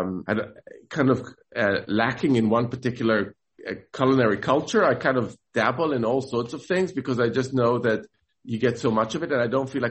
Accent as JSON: {"language": "English", "town": "Jerusalem", "region": "Jerusalem District", "country": "Israel", "tie": "born or raised there", "said": "I grew up in Jerusalem"}